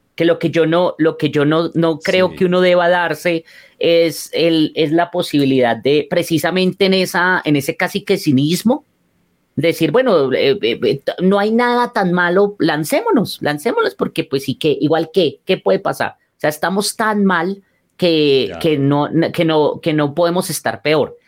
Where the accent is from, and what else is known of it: Colombia